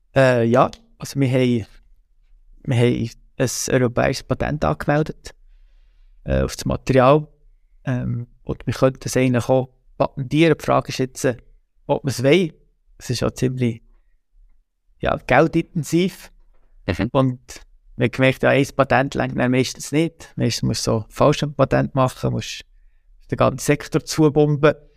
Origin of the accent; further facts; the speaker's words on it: Switzerland; wir sind drei Brüder und wir sind am, am Murten aufgewachsen